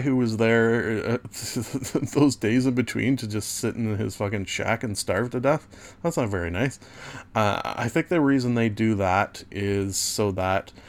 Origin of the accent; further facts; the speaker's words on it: Southern Ontario, Canada; as a Southern Ontario resident